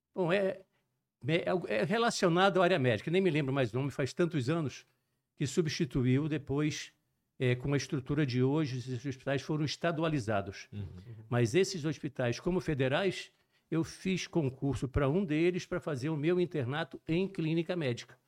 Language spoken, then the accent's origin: Portuguese; Juiz de Fora, Minas Gerais, Brazil; accent: mixed; moved away as an adult; also born or lived in Rio de Janeiro / Recife; Eu sou natural de Juiz de Fora, Minas Gerais, mas eu nasci em Juiz de Fora e me mudei para o Rio de Janeiro. Uhum. Morei no Rio de Janeiro até os 10 anos. Com 10 anos, retornei para Juiz de Fora.